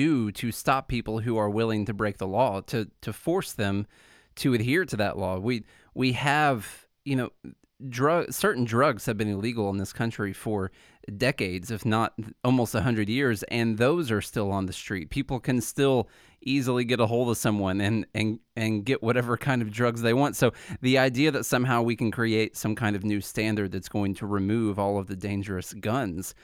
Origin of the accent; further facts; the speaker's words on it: Illinois, United States; moved away as an adult; now in Nashville, United States; I'm from Illinois, and I've been in Nashville now for about 10 years